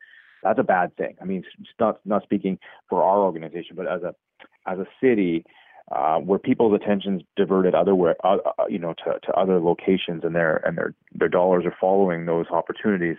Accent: Canada; moved away as an adult; now in Seattle, United States; I'm actually a Canadian myself. I've been down in the Seattle area for about 25 years.

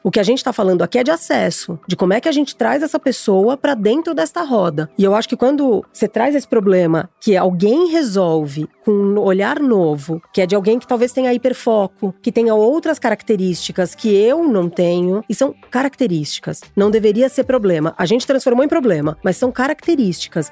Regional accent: São Paulo, Brazil; also born or lived in São Gonçalo, Rio de Janeiro; nasci em São Gonçalo, mas eu fui criada em São Paulo.

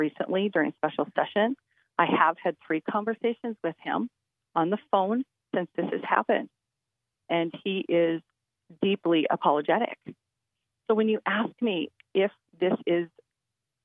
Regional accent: Williston, North Dakota, United States; am from Williams County. I'm from Williston.

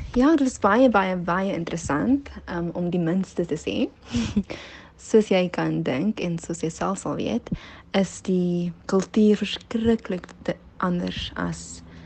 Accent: Helderberg area, Western Cape, South Africa; moved away as an adult; also born or lived in Paarl / South Korea / South America; Ek is oorspronklik van die Parel, maar het 'n paar jaar in die Hilderberg area gebly en groot geword.

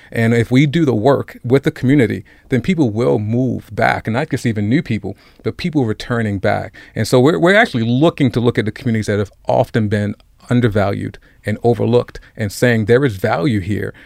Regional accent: Baltimore, Maryland, United States; I grew up in Cherry Hill. I had the privilege of going to Poly High School and graduating and graduating from Morgan State

